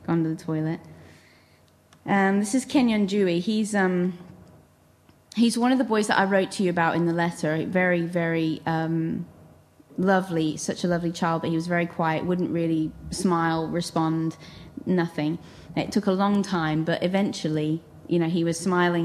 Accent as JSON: {"language": "English", "region": "England", "country": "United Kingdom", "said": "I'm from England"}